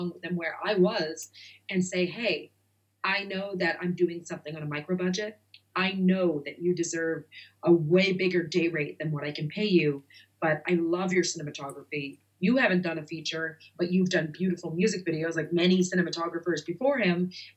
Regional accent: Nova Scotia, Canada; moved away as an adult; also born or lived in New York / Los Angeles; now in United States; I'm from Nova Scotia, Canada. And I grew up as sort of a child actor out there. And when I moved to New York at 17

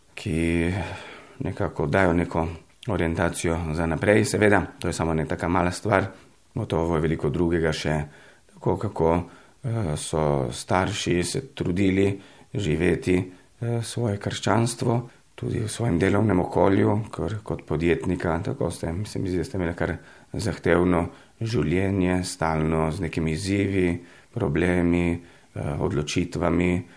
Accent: Italy; moved away as an adult; now in Maribor, Slovenia; sem rojen v Italiji že davnega leta 1970.

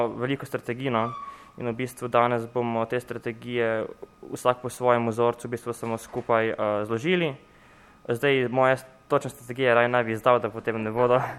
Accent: Novo Mesto, Southeast Slovenia, Slovenia; Mi smo vsi skupaj iz Novega mesta, iz Tejnjačke gimnazije

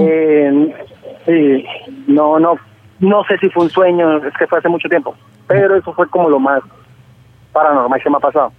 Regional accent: Cúcuta, Norte de Santander, Colombia; yo soy de Cúcuta, acá a las abuelas le decimos nona

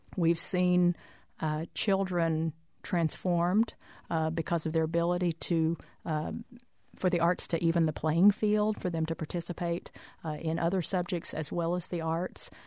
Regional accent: Arkansas, United States; also born or lived in Oklahoma; I was born in Oklahoma and grew up in Arkansas

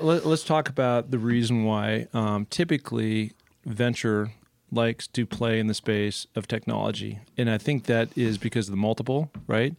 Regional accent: Seattle, Washington, United States; I grew up in Seattle

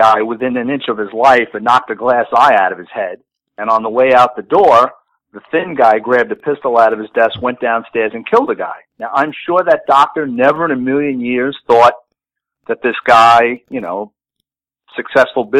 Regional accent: New York City, New York, United States; growing up in the Bronx

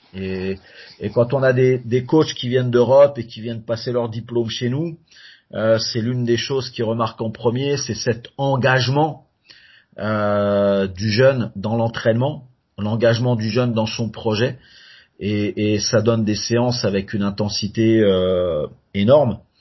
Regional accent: France; moved away as an adult; also born or lived in North America; now in Canada; quand je suis arrivé en Amérique du Nord, on m'a dit que que j'étais trop français

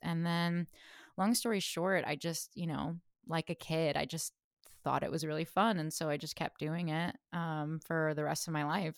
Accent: Fresno, California, United States; I grew up in Fresno, California, so middle of the state

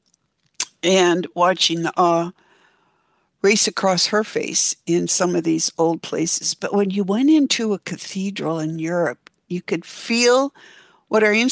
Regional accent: Oregon, United States; now in Seattle, United States; I grew up in Oregon, and my family spent a lot of time on the Oregon coast

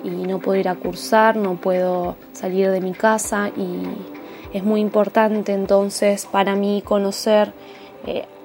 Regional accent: Ezeiza, Buenos Aires Province, Argentina; soy de Ezeiza, Buenos Aires, Argentina

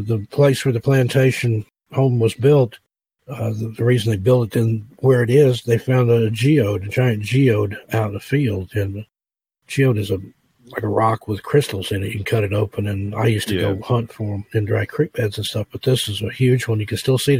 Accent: East Tennessee, United States; moved away; I grew up in East Tennessee

